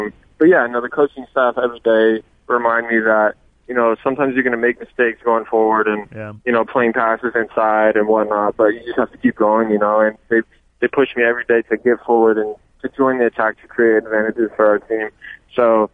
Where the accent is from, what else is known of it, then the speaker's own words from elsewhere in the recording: Las Vegas, Nevada, United States; moved away as an adult; also born or lived in Stockton, California; now in Los Angeles, United States; I'm originally from Las Vegas. You know, grew up playing club soccer there.